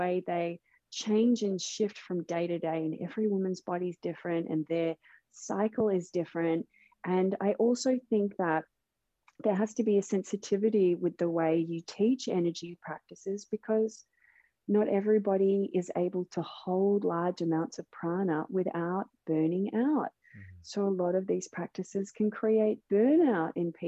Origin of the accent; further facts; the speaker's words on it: Melbourne, Victoria, Australia; Melbourne, which is my hometown, Melbourne, Australia.